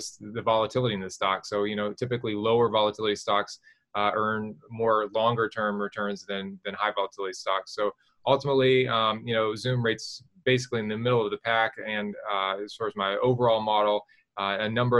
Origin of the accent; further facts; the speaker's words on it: West Virginia, United States; I'm from West Virginia